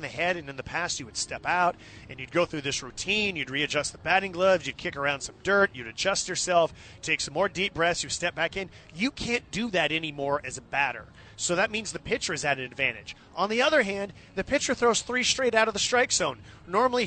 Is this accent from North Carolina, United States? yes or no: no; Bay Area, California, United States; I grew up in the Bay Area